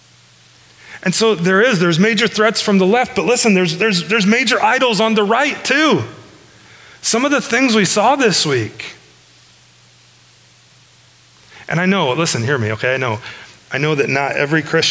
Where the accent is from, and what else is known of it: United States